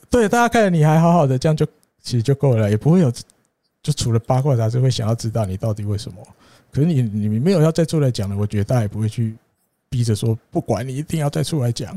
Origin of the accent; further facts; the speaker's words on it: Taiwan; 我们台湾人